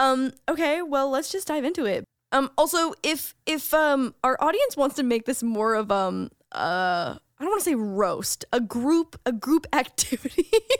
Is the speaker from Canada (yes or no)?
yes; Canada; as a Canadian, we watch like American party movies like that where it's like frats and sororities.